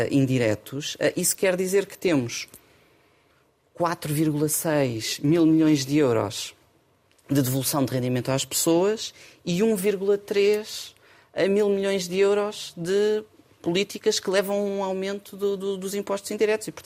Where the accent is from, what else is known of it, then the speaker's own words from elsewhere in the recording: Portugal; Somos portugueses. Temos sempre a saudade connosco.